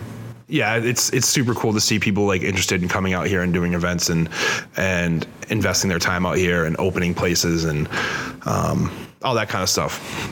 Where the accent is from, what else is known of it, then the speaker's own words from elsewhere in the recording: Worcester, Massachusetts, United States; I'm from Worcester